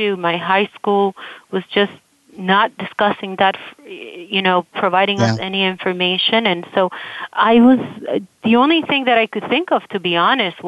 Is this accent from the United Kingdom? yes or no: no; Las Piedras, Puerto Rico; moved away; also born or lived in New York City; I was born in Puerto Rico in a very tiny, tiny little town called Las Piedras